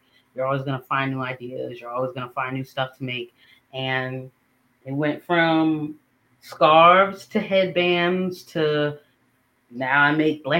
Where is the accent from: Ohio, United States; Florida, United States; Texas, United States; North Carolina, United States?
North Carolina, United States; Jacksonville; moved away as an adult; now in Greensboro, United States; I'm originally from Jacksonville, North Carolina